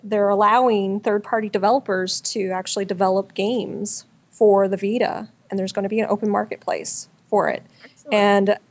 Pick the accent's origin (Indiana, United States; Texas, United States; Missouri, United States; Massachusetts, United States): Missouri, United States; I'm from Missouri.